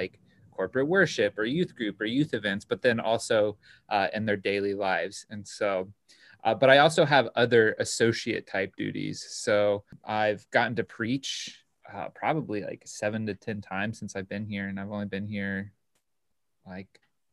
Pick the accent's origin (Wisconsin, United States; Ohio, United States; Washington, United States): Ohio, United States; I grew up in Ohio